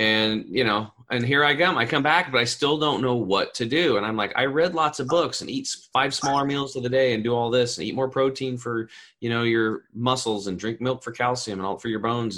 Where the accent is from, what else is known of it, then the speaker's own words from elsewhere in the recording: Eastern Oregon, United States; I grew up over in Eastern Oregon